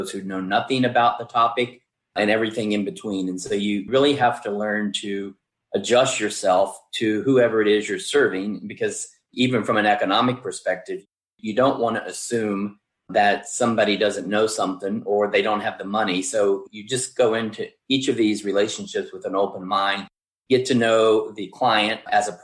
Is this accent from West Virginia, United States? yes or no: yes; West Virginia, United States; moved away as an adult; also born or lived in Georgia; now in Ohio, United States; I came here first in 1985 from West Virginia